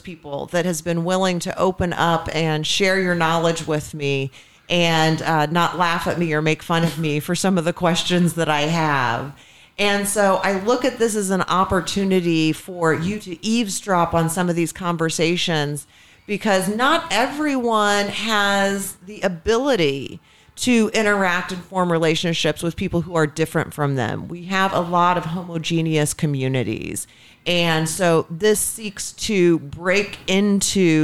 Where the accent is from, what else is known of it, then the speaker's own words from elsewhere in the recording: Indianapolis, Indiana, United States; I grew up in a semi-rural area in the suburbs of Indianapolis.